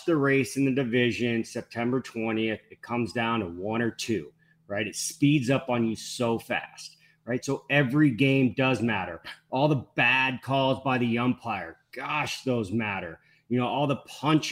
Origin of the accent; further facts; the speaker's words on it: the Bay Area, Northern California, United States; I'm from the Bay. I'm from NorCal